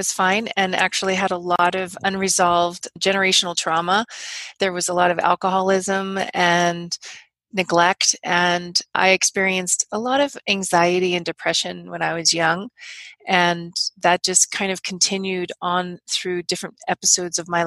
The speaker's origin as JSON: {"language": "English", "town": "Los Angeles", "region": "California", "country": "United States", "tie": "born or raised there", "moved": "yes", "said": "I actually grew up"}